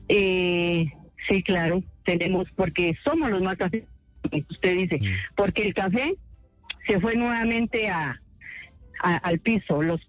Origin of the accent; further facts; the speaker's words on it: Colombia; nosotros como pueblo colombiano